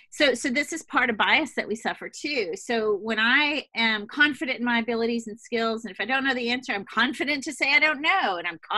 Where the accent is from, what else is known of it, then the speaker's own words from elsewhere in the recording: Louisiana, United States; also born or lived in Boston / Switzerland / Hawaii / Italy; But I come from Louisiana, which you might imagine is not quite so, it's a different kind of bubble.